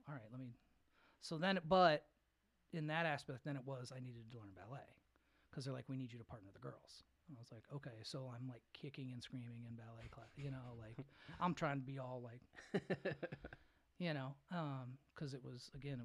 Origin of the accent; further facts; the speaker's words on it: Peoria, Illinois, United States; also born or lived in Texas / St. Louis; now in Lansing, United States; I was born in Peoria, Illinois originally